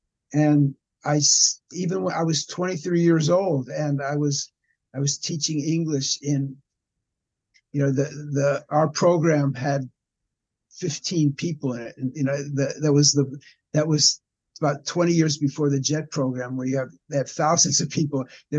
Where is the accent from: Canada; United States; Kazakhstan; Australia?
United States; Los Angeles, California; moved away as an adult; now in Japan; You know, I came from Los Angeles, and I came in 1971.